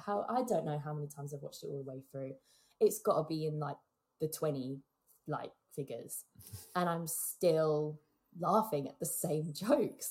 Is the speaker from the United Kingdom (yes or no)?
yes; England, United Kingdom; as an English kid